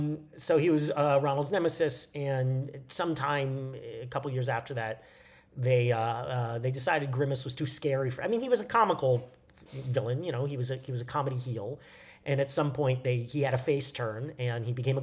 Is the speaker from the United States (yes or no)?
no; Canada; Happy Canada Day to my fellow Canadians. I am technically Canadian. I have an expired Canadian passport.